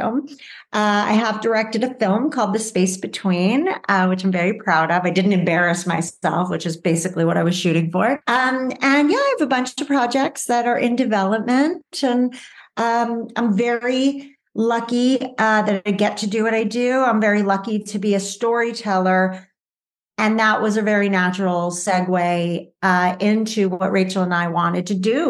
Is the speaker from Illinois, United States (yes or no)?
no; Los Angeles, California, United States; I grew up in the Valley in Los Angeles, um, California. So I'm a true Valley girl